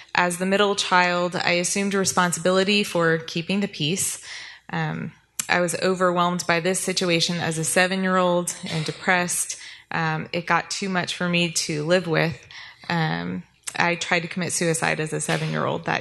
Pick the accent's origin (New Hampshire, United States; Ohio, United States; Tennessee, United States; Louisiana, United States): Louisiana, United States; New Orleans; I grew up in New Orleans, Louisiana, with an older sister and a younger brother in a very strict Jewish household.